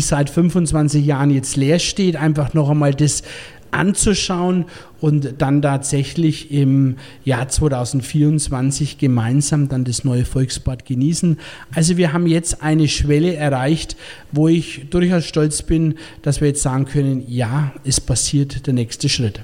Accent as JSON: {"language": "German", "region": "Bavaria", "country": "Germany", "said": "als Bayer"}